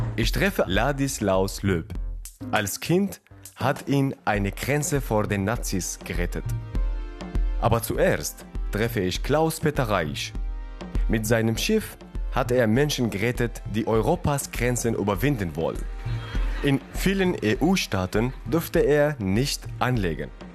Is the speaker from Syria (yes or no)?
yes; Syria; moved away as an adult; Ich bin 2011 selbst aus Syrien geflohen über den Landweg